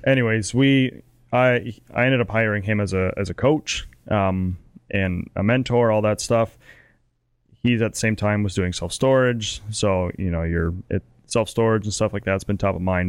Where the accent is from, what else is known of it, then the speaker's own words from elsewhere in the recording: Canada; as a Canadian